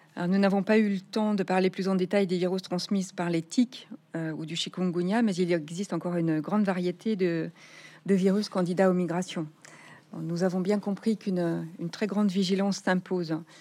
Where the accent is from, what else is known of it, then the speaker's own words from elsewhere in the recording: Nouvelle-Aquitaine, France; chez nous en Nouvelle-Aquitaine